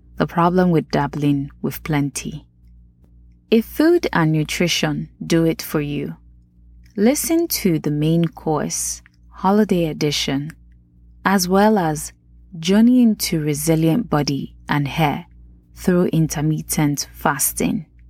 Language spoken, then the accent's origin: English; Nigeria; accent: Nigerian; my Nigerian accent